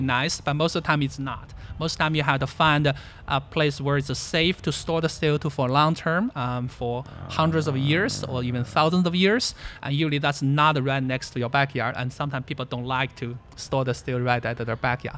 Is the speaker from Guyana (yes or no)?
no; China; moved away; I was born in China, uh, actually born where there was a very big natural gas field